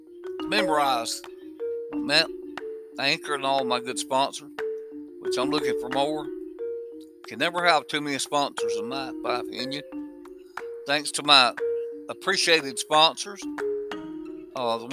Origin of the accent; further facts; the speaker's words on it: Hamilton, Alabama, United States; I was born in the South. 1953, to be exact